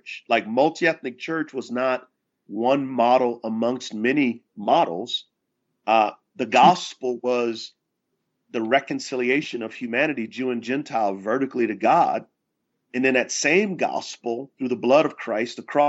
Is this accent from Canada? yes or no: no; San Antonio, Texas, United States; moved away as an adult; now in Charlotte, United States; I was from San Antonio, Texas.